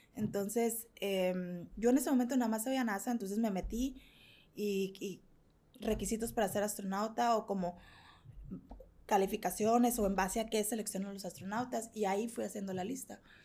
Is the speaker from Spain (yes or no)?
no; Mexico; yo soy mexicana